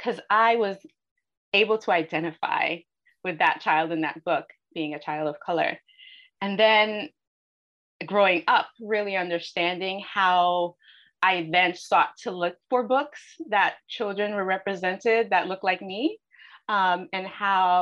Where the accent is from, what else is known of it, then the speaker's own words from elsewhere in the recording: New York City, New York, United States; I grew up in New York City.